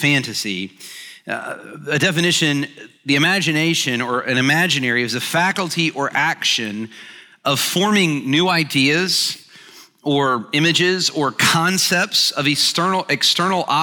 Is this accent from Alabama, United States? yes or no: yes; Alabama, United States; moved away as an adult; also born or lived in Birmingham, Alabama; now in Atlanta, United States; I grew up in Alabama. I live here, obviously, in Atlanta now